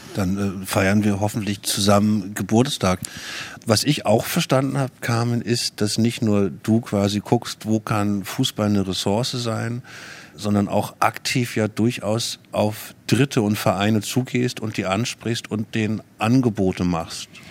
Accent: Germany; hier bei uns in Deutschland

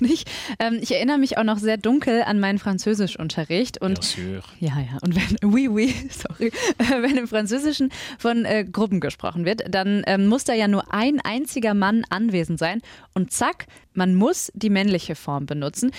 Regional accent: Mülheim an der Ruhr, North Rhine-Westphalia, Germany; ich bin nämlich in Mülheim zur Schule gegangen

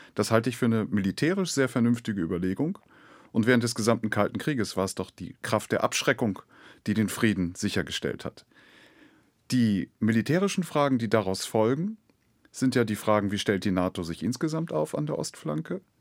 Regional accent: Germany; wir sollten als Deutsche

